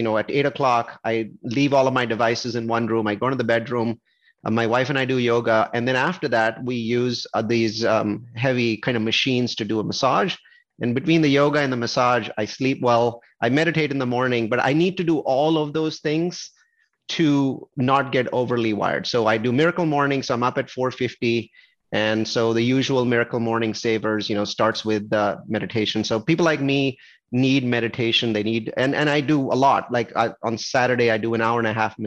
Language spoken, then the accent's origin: English; Silicon Valley, California, United States; I'm from Silicon Valley